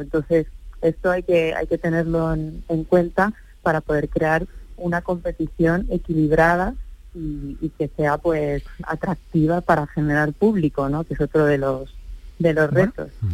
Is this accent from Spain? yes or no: yes; Andalusia, Spain; now in Madrid, Spain; una persona como yo, andaluza, residente en Madrid